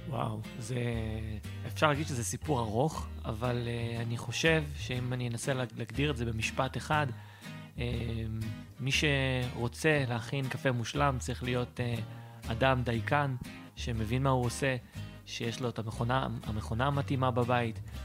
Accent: Petah Tikva, Central District, Israel; אני אה, מפתח תקווה, בן 33

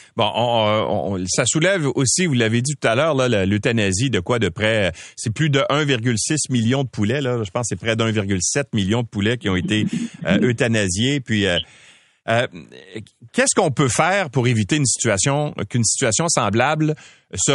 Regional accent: Quebec, Canada; chez nous au Québec

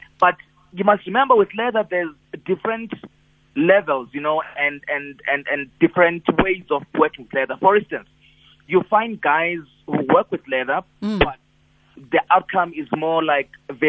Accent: Eastern Cape, South Africa; moved away; also born or lived in Durban; I grew up in the Eastern Cape and then later moved to Durban.

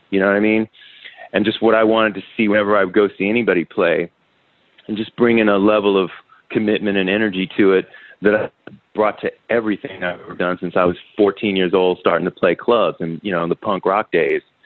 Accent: Washington, District of Columbia, United States; I'm from the other Washington, the D.C. one

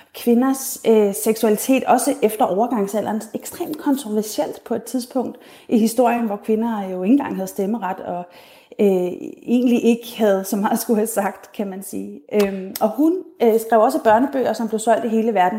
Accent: Denmark

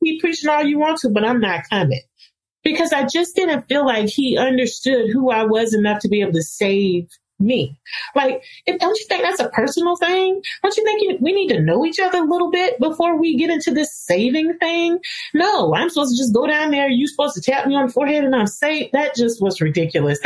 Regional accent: Rocky Mount, North Carolina, United States; So I'm from Rocky Mount, North Carolina

